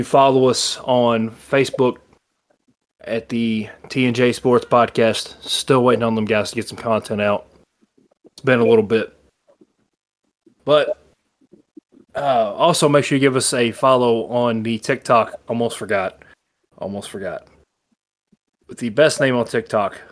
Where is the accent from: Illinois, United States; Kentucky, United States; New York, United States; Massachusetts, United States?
Kentucky, United States; Bullitt County; We're from Bullitt County. There's no money here.